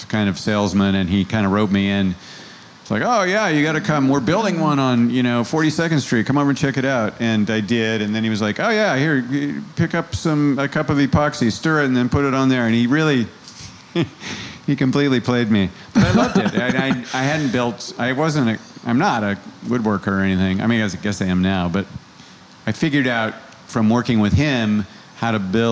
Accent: Santa Cruz, California, United States; now in New York, United States; I grew up in Santa Cruz, California

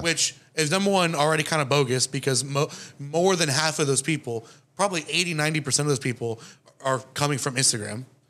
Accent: Florida, United States; I'm from um, Florida

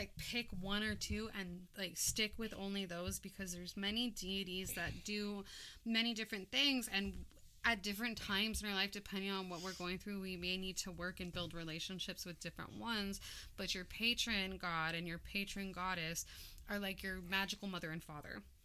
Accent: Hawaii, United States; I'm also Hawaiian

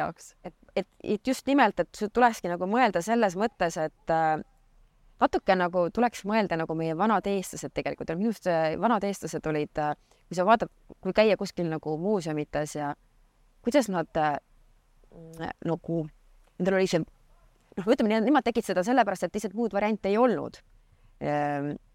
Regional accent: Saare County, Estonia; also born or lived in Tartu; mina olen tegelikult põline saarlane

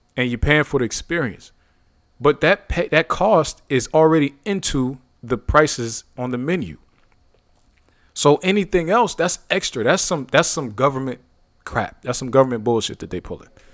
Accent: Youngstown, Ohio, United States; my hometown, Youngstown, Ohio

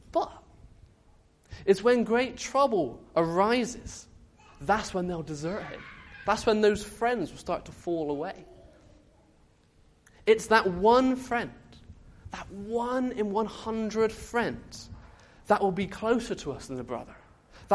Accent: Bristol, South West England, United Kingdom; I came back to my Bristolian family

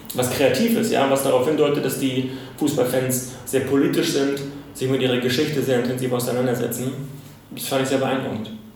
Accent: Germany; als Deutscher

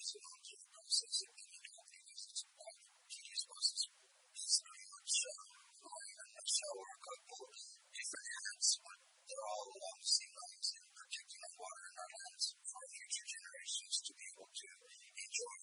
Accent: Pecos, New Mexico, United States; I was raised in Pecos, Mexico. I'm a 13th generation Mexican.

